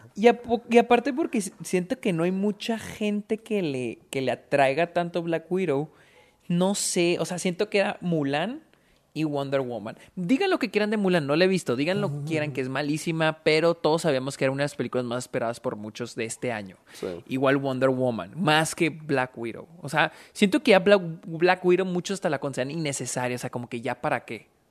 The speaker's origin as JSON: {"language": "Spanish", "town": "Delicias", "region": "Chihuahua", "country": "Mexico", "tie": "born or raised there", "said": "nosotros que nacimos aquí en, en Delicias, en Chihuahua"}